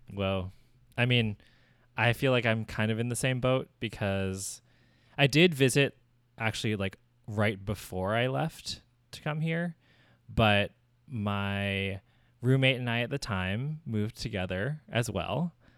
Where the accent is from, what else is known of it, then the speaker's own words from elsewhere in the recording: Southern New Jersey, United States; moved away as an adult; also born or lived in New York; now in San Francisco, United States; raised in Southern New Jersey, and that's where I lived my whole life